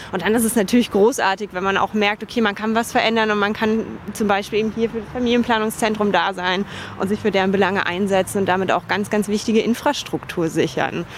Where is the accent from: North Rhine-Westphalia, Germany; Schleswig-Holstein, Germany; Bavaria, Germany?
Bavaria, Germany; Dachau; also born or lived in Munich; now in Berlin, Germany; Ich bin in München geboren und im Dachauer Hinterland aufgewachsen, in Dachau zur Schule gegangen.